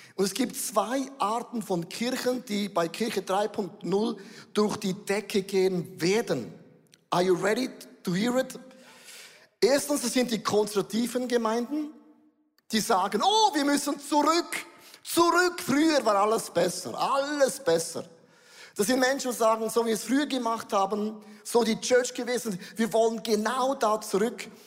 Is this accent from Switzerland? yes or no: yes; Switzerland; wir Schweizer